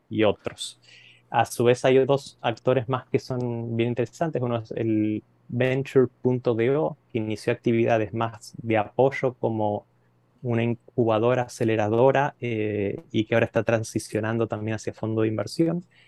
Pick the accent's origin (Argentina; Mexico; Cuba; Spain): Argentina; soy argentino, estudié la carrera de economía eh, en la Universidad de Buenos Aires